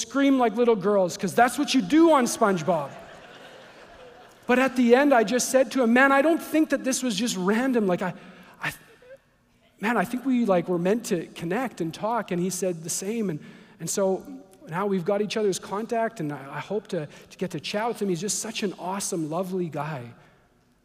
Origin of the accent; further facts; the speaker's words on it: Canada; I'm from Canada.